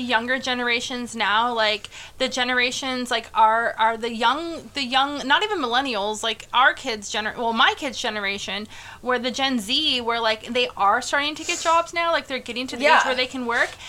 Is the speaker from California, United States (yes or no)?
yes; Valley Center, California, United States; moved away; there's a little town called Valley Center in California. And fun fact, I grew up in Valley Center. Fun fact, when I grew up in Valley Center, we had, like, one stoplight.